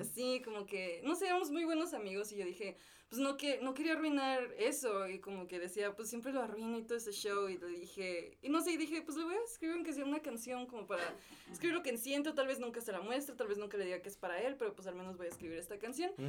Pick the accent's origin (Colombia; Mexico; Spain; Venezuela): Mexico; Irapuato, Guanajuato; now in Querétaro, Mexico; soy originaria de Irapuato y ahorita estoy viviendo aquí en Querétaro.